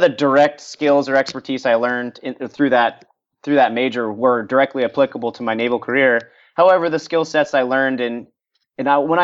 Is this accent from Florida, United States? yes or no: yes; Florida, United States; I grew up in Florida surrounded by water